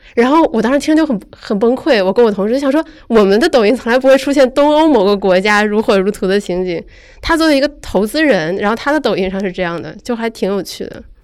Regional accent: Northeast China, China; moved away; 我姥姥东北嘛

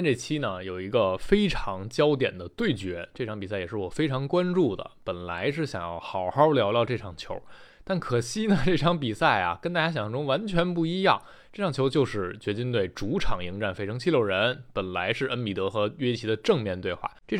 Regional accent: Taichung, Taiwan

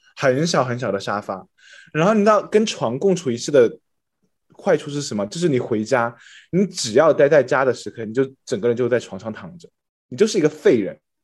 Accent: China; moved away; 我就是 中国人

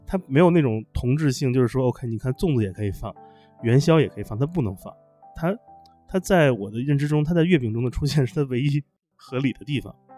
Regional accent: Beijing, China; 我小时候在北京长大

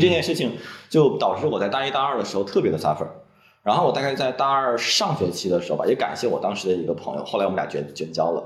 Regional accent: Dalian, Liaoning, China; 我是大连人

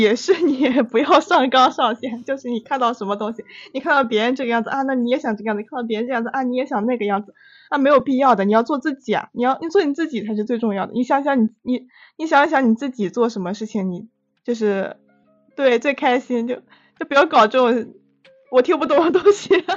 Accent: northern China, China; 我是个北方人嘛，我沉迷于麻辣烫

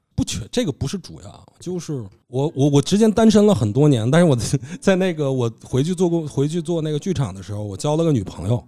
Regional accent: Northeast China, China; moved away as an adult; 我们家乡走得不少人

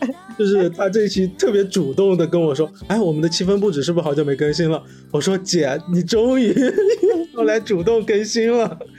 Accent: Wuhan, Hubei, China; moved away; 我的老家那边不是我们武汉就是周边都是有汉江的嘛

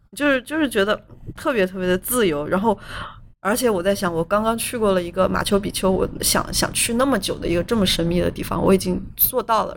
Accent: Northeast China, China; 跟我们东北人的菜量一样

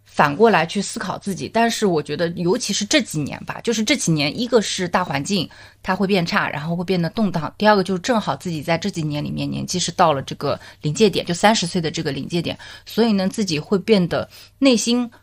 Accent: Zhejiang, China; 我老家就是浙江这块的话，我们的可能家庭单位它会比较小，是以呃父母跟子女大概一般

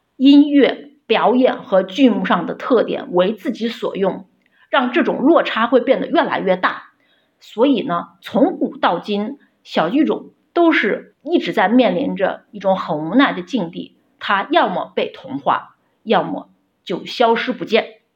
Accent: Xi'an, Shaanxi, China; 我的家乡是陕西西安

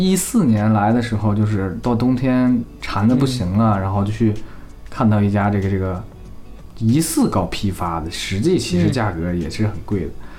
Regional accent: Heilongjiang, China; moved away; 作为一个这个离开了家乡的黑龙江人啊，

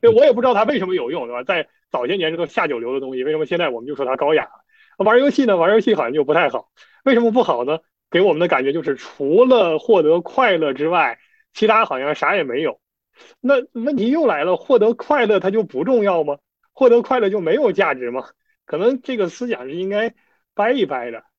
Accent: China; 我，我作为一个中国人

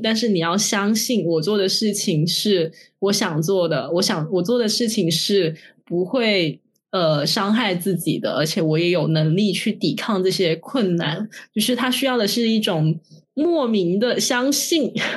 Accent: Guangzhou, Guangdong, China; also born or lived in Shenzhen; 像我，我妈也是，我本身是广州的

